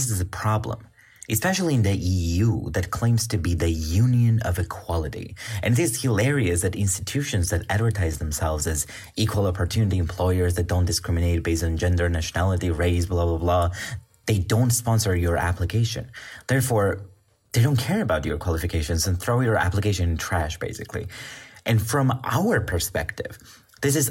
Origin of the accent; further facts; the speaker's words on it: Georgia; moved away as an adult; also born or lived in Bulgaria; now in Austria; I come from Georgia.